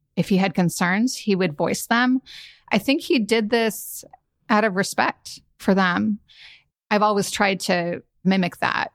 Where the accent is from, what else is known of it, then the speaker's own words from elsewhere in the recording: San Francisco, California, United States; moved away as an adult; also born or lived in New Haven; I'm a California girl, born and raised in San Francisco